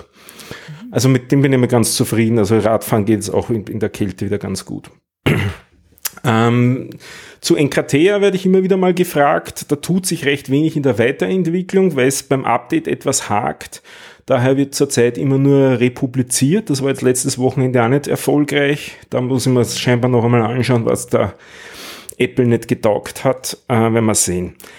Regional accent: Vienna, Austria; als Wiener

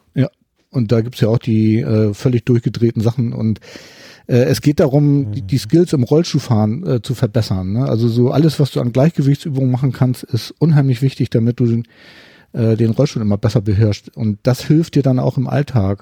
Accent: Hamburg, Germany; ich komme aus Hamburg

